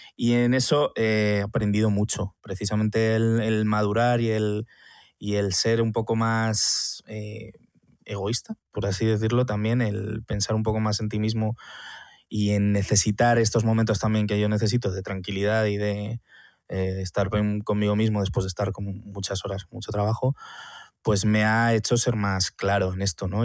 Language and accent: Spanish; Madrid, Community of Madrid, Spain; Soy madrileño